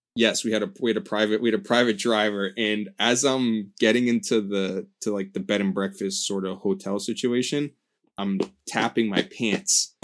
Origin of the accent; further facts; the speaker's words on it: United States; I'm from America